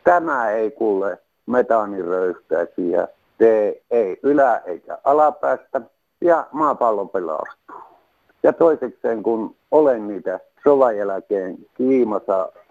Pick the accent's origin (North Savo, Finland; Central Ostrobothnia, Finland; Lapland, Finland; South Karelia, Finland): North Savo, Finland; ollaan Pohjois-Savosta. Mehän savolaiset